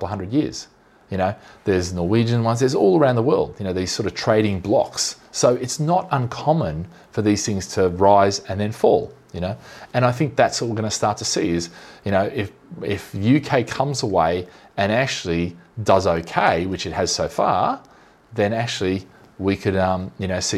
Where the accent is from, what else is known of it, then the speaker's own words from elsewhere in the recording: Australia; now in Singapore; I'm Aussie